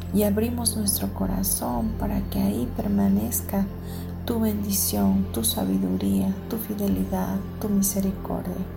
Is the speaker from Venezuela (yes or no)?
no; Mexico; los que somos de México, nuestro país